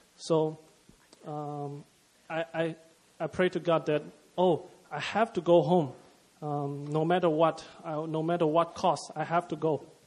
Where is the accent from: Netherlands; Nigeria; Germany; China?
China; moved away as an adult; from China.